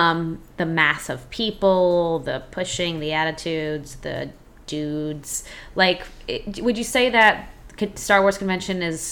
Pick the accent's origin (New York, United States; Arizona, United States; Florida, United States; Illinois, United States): Illinois, United States; Peoria; moved away; I spent my younger years, my middle school years, in Illinois. I grew up in Peoria